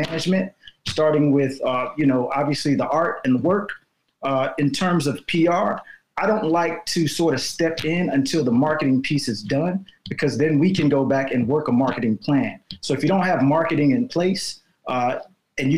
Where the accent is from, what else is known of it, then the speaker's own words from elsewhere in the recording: Chicago, Illinois, United States; moved away as an adult; also born or lived in Evanston, Illinois; now in Los Angeles, United States; I'm from Chicago, born and raised in Chicago